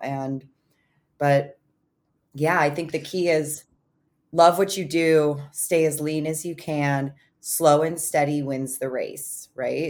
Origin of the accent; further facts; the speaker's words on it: Illinois, United States; moved away; Illinois is one of those states, my home state